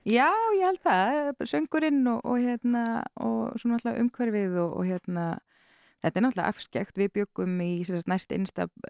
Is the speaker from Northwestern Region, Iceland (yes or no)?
yes; Skagafjörður, Northwestern Region, Iceland; ólst upp í Skagafyrði